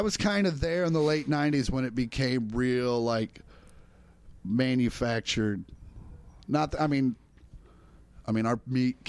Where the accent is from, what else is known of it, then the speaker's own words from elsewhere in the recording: Kansas, United States; I grew up in Kansas. Like, we didn't have an ice rink near me till I was 17.